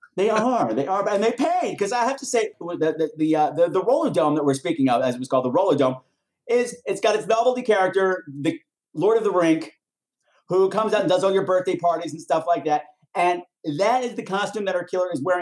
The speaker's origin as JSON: {"language": "English", "area": "Long Island", "region": "New York", "country": "United States", "said": "I'm from Long Island."}